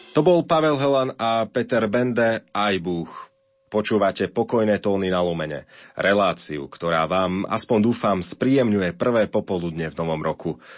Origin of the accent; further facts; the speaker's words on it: Košice, Košice Region, Slovakia; v mojom rodnom meste, v Košiciach